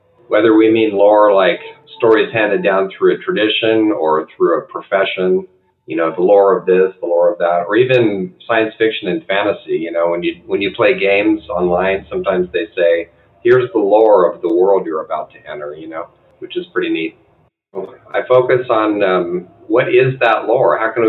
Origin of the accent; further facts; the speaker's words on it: San Diego, California, United States; I'm from San Diego, which that's where Seuss was.